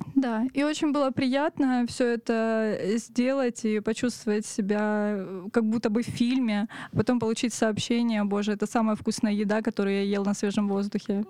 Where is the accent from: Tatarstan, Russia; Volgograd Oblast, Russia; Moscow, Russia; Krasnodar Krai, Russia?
Krasnodar Krai, Russia; Otradnaya; now in Krasnodar, Russia; Я выросла в станице под названием Отрадная.